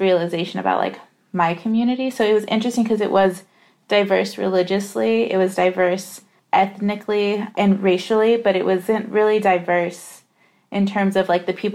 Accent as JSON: {"language": "English", "town": "Redlands", "region": "California", "country": "United States", "tie": "born or raised there", "said": "I was born and raised in the Inland Empire, which is about 60 miles east of Los Angeles. And so I was raised in the city of Redlands, which is in the county of San Bernardino"}